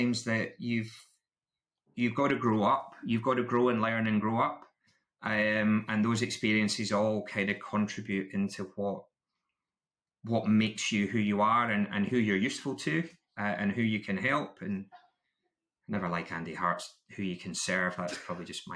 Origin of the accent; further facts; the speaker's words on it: Scotland, United Kingdom; I'm still Scottish